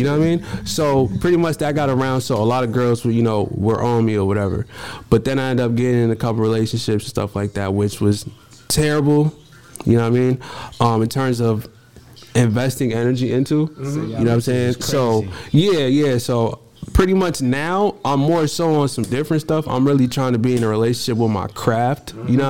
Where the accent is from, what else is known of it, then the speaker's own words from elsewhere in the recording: Cambridge, Massachusetts, United States; also born or lived in Malden; I'm from North Cambridge.